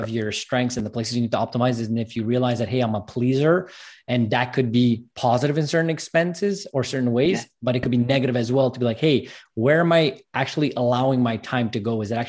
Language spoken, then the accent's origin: English; Montreal, Quebec, Canada; I'm from Montreal, Canada, and it's very bipolar weather, I call it.